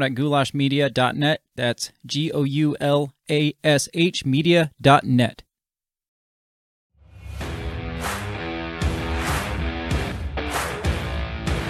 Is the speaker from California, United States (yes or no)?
no; Mercer County, Illinois, United States; moved away; my hometown back in Illinois. It's a little town